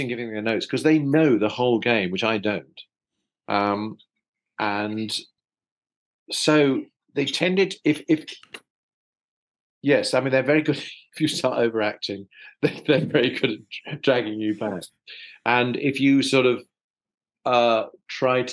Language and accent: English; London, United Kingdom; I was born and brought up in South London, so I'm a South Londoner.